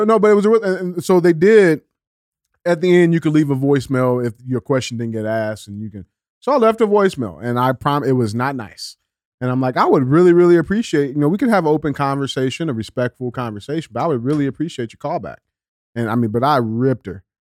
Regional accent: St. Louis, Missouri, United States; I'm a black man, born and raised in Saint Louis City, right? The guy, like, in the district that you actually represent is where I grew up at.

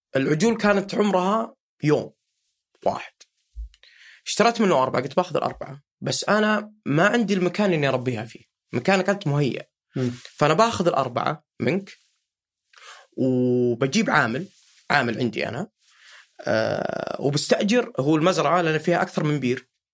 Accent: Riyadh, Riyadh Province, Saudi Arabia; عندنا في الرياض

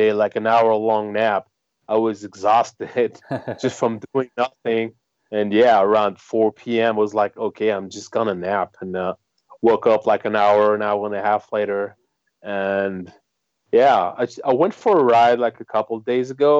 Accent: France; I'm from France

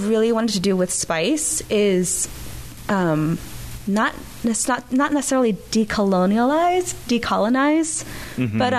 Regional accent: Washington, District of Columbia, United States; moved away as an adult; now in Tacoma, United States; I'm from the East Coast. I'm from the Washington, D.C. area.

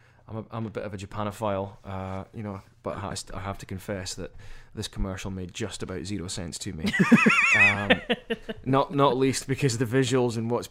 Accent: Aberdeen, Scotland, United Kingdom; now in New Orleans, United States; we're all New Orleans based long term, but there's actually myself and another one of the guys originally from Aberdeen in Scotland, my hometown.

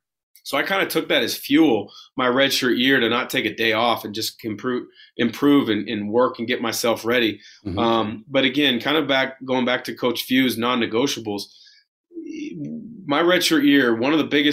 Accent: West Coast, United States; Which, me growing up on the West Coast, I wanted to challenge myself and play against the best players in college basketball, and on the West Coast, that was the Pac-10.

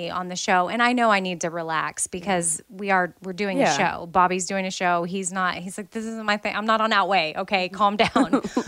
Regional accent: United States; I'm American

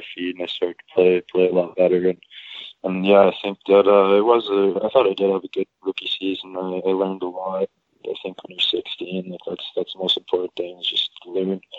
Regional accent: St. Albert, Alberta, Canada; I'm from St. Albert, Alberta.

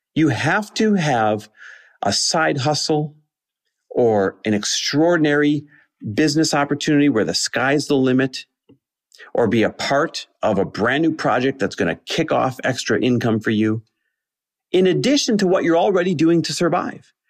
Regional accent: Green Bay, Wisconsin, United States; I grew up in Green Bay, Wisconsin

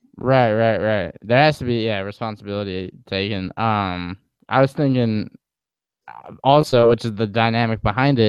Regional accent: East Coast, United States; growing up in the East Coast

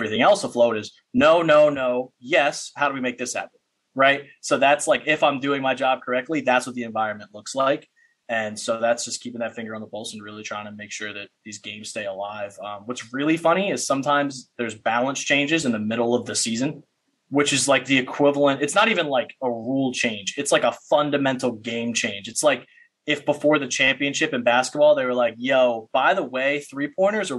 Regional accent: Paulsboro, New Jersey, United States; I'm from Paulsboro, New Jersey

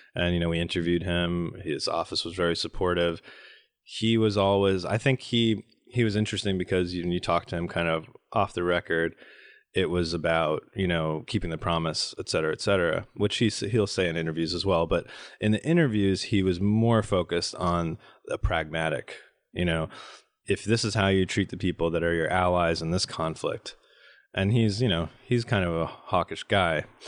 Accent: United States; we Americans have, uh, this democracy that we're here to bring to you

